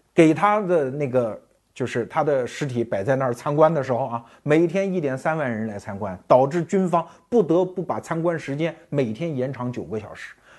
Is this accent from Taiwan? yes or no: no; China; 我们中国人